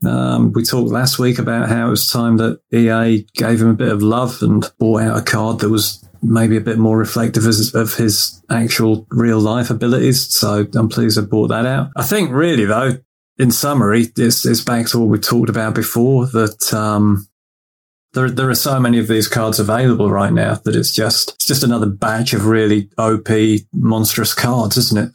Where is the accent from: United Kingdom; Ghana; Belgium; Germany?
United Kingdom; England; being an Englishman